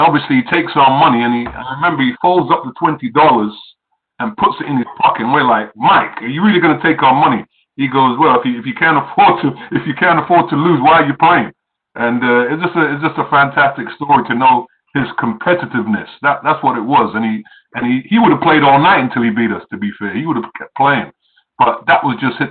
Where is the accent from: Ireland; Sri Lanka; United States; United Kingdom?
United Kingdom; England; moved away; I come from England